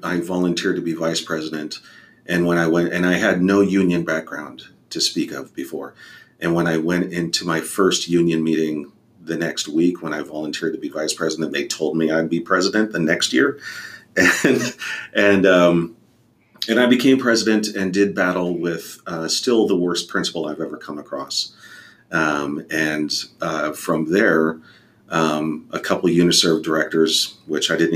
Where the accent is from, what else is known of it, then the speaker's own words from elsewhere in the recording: Airway Heights, Washington, United States; also born or lived in Fairfax, Virginia / Alaska; So we went to Airway Heights, Washington, just outside of Spokane, which is very poverty stricken.